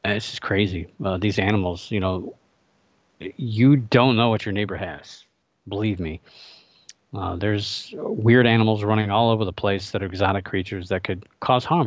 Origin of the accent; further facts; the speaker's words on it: Ohio, United States; moved away; my home state of Ohio